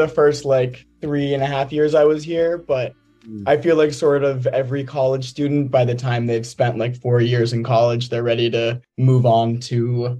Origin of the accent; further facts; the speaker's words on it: Montclair, New Jersey, United States; moved away as an adult; now in Georgia, United States; I'm from New Jersey, North Jersey, Montclair.